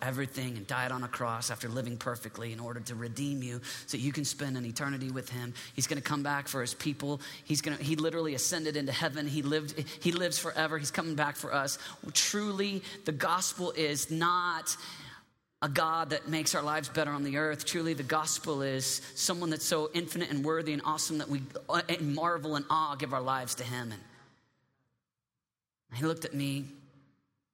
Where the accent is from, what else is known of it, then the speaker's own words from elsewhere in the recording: Michigan, United States; I'm from Michigan